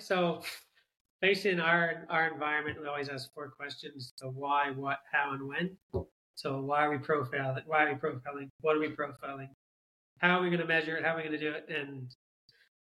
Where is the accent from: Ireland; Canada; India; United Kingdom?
Canada; Southern Ontario; moved away as an adult; also born or lived in Australia / United States; now in New Zealand; I grew up in Canada, Southern Ontario, played hockey